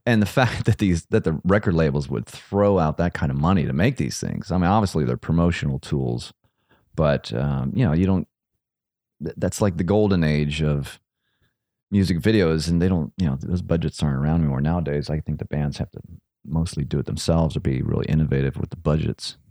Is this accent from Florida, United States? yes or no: no; Akron, Ohio, United States; I'm from Akron. And so is Lux, Akron, Ohio.